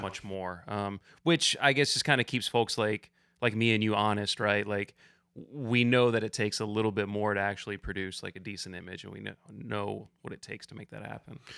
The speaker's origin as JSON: {"language": "English", "area": "just outside of Ann Arbor", "region": "Southeast Michigan", "country": "United States", "also_born_or_lived": "the American West", "moved": "as an adult", "lives_now": "Kentucky, United States", "said": "I'm from Southeast Michigan originally, just outside of Ann Arbor, and that's where I got into climbing"}